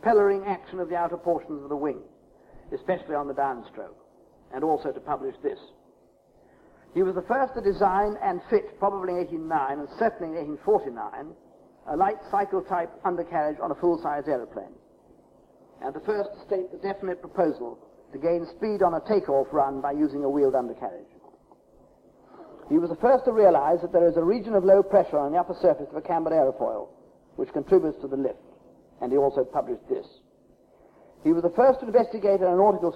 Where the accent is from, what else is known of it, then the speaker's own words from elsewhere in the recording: England, United Kingdom; as an Englishman